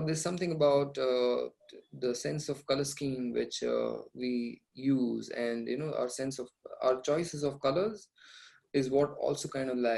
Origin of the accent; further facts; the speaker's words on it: Saurashtra, Gujarat, India; I am from Saurashtra